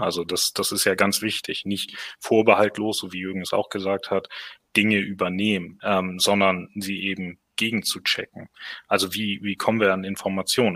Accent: Hamburg, Germany; moved away; also born or lived in southwest Germany; Gebürtig aus Hamburg

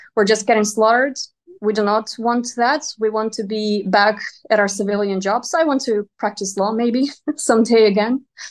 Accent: Donetsk Oblast, Ukraine; moved away; I myself come from Donetsk region

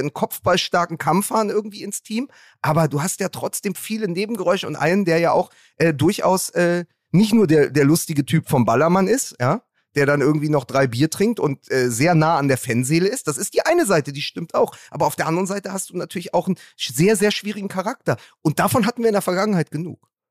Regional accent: Berlin, Germany

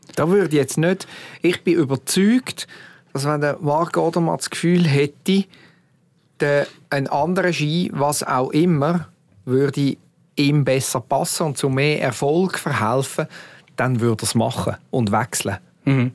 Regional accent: Switzerland; als Schweizer

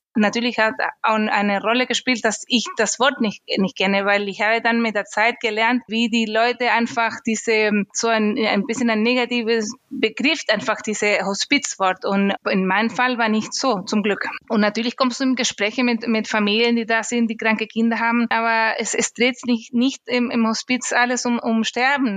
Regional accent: Chile; German is a second language; moved away as an adult; now in Germany; Ich komme ursprünglich aus Chile

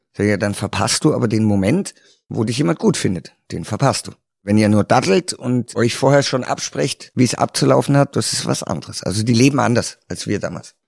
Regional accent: Karlsruhe, Baden-Württemberg, Germany; moved away as an adult; in Karlsruhe gespielt, in meiner Heimatstadt

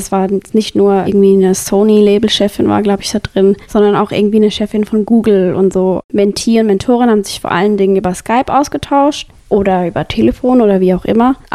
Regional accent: Switzerland; Wobei, das kann ich als Schweizerin auch nicht nur unter unterstützen.

